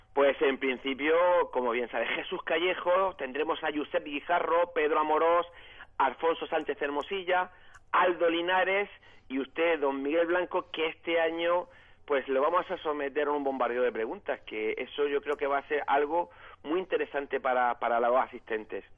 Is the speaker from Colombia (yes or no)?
no; Senegal; Soy vuestro amigo senegalés